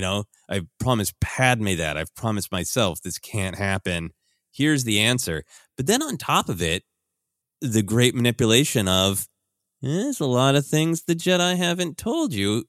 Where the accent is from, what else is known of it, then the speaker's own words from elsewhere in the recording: Midwest, United States; growing up in the Midwest